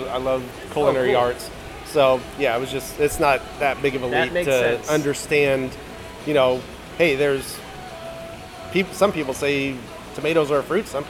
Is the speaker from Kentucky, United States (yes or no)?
yes; Kentucky, United States; accent: Kentucky accent; also born or lived in Florida; now in California, United States; None of us are from here. We're from Kentucky.